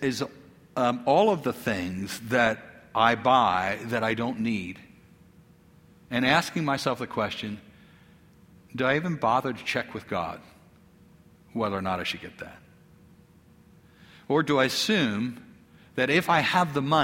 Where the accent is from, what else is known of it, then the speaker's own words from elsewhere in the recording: United States; as an American who's well off.